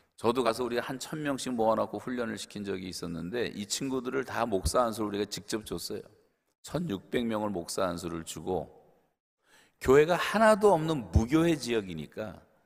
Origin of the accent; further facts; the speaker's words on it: South Korea; 한국 사람들은 작은 땅덩어리에서 자라서 태어나서